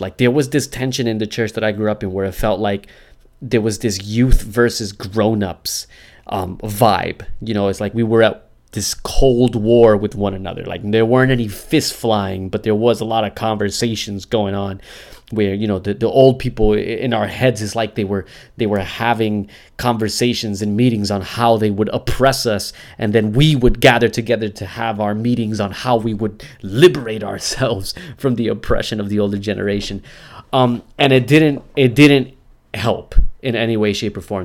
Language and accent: English; United States